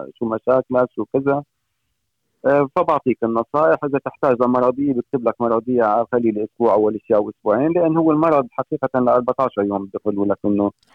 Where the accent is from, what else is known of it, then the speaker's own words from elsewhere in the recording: Syria; moved away as an adult; also born or lived in Norway; now in Fredrikstad, Norway; من سوريا أنا آه، عايش فني بالنرويج حوالي 22 سنة